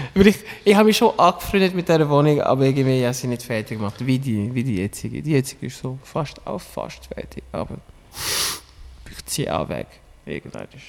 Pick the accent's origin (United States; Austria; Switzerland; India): Switzerland; Lenzburg, Aargau; moved away; also born or lived in Regensdorf; ich bin in Lenzburg aufgewachsen, kenne die Leute dort